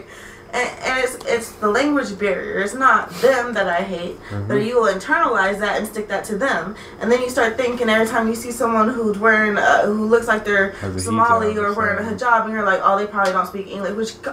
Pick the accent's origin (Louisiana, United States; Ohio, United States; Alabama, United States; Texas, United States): Ohio, United States; Columbus; also born or lived in St. Marys, Ohio; I was from Columbus.